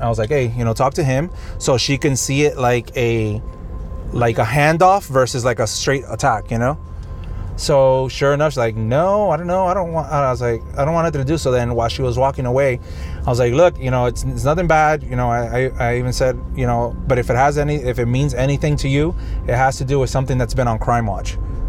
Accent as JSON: {"language": "English", "town": "Miami", "region": "Florida", "country": "United States", "said": "I was like, I'm actually from Miami"}